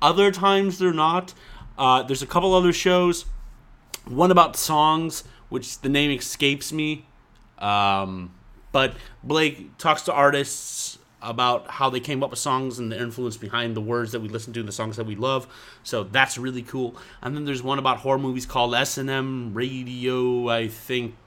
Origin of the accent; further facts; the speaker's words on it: New York, United States; I'm from New York